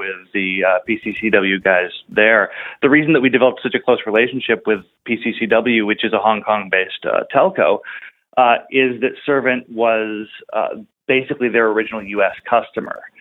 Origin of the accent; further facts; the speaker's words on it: Buffalo, New York, United States; I grew up in Western New York, near Buffalo, New York